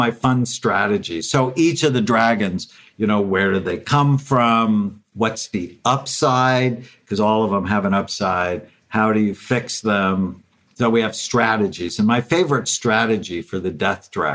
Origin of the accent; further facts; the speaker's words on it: Los Angeles, California, United States; I grew up in the San Fernando Valley, just north of Los Angeles